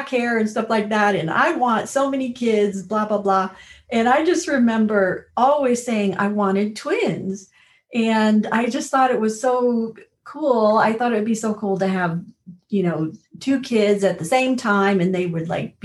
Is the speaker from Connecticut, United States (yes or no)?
yes; Connecticut, United States; now in Colorado, United States; I grew up in Connecticut